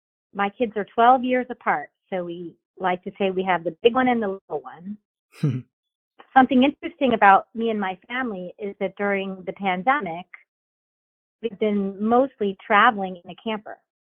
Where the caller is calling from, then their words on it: Florida, United States; I'm in Florida, and we're having an unseasonably warm winter, you know, this last month.